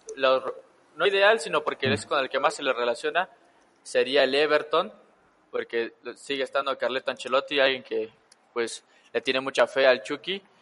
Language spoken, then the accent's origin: Spanish; Tepeji del Río, Hidalgo, Mexico; somos originarios del mismo municipio de Hidalgo, Tepeji del Río.